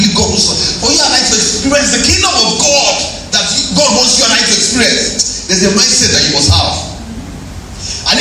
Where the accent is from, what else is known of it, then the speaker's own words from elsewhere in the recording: Ilorin, Kwara, Nigeria; You know, I grew up in Ilorin. When I first got to Ilorin